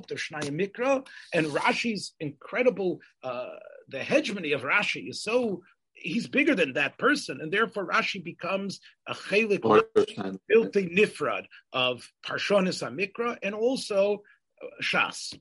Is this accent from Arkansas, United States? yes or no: no; Memphis, Tennessee, United States; growing up in Memphis, Tennessee